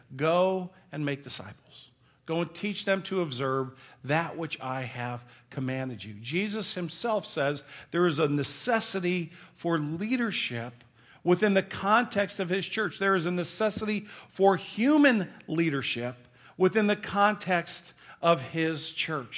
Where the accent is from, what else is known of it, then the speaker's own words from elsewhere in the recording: St. Louis, Missouri, United States; we're from Saint Louis. We're a baseball town